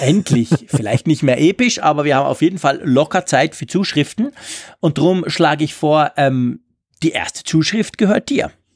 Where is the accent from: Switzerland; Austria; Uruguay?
Switzerland; als Schweizer